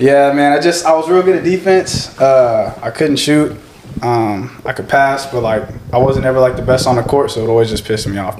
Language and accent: English; Hutto, Texas, United States; growing up in Hutto